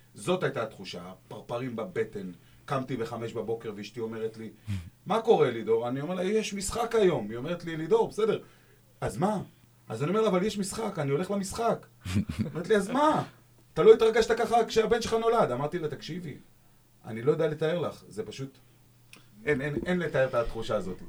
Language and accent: Hebrew; Dimona, Southern District, Israel; אני דימונאי הרי, אני לא באר שבעי כמוכם